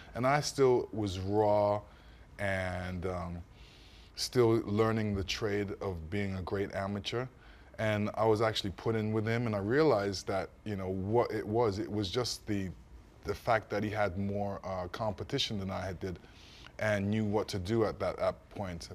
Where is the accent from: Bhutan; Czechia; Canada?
Canada; also born or lived in East London, England; I was born in England, raised in Canada